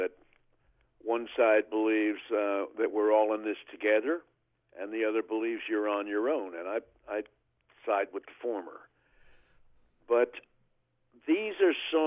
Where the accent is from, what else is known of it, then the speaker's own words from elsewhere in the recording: Oklahoma, United States; my hometown in Oklahoma